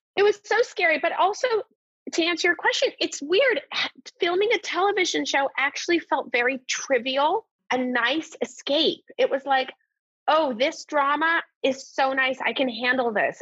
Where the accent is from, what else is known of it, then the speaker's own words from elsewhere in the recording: Newport Beach, California, United States; moved away as an adult; also born or lived in London / New York; now in Los Angeles, United States; growing up in Newport Beach, which is a gorgeous town to grow up